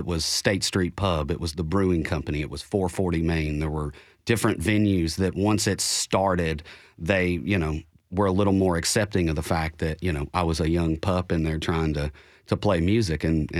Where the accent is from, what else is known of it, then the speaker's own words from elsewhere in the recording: Bowling Green, Kentucky, United States; moved away as an adult; now in Nashville, United States; Well, I'm from Bowling Green, Kentucky, right up the road, and I started playing when I was 16